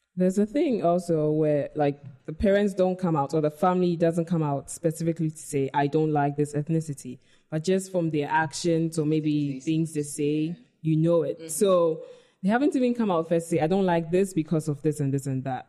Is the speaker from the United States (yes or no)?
no; Ghana; also born or lived in United Kingdom; I identify as Ghanaian first